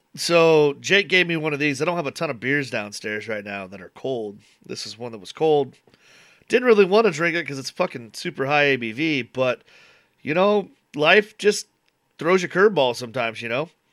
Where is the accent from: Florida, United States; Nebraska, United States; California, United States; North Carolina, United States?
Nebraska, United States; we're from Nebraska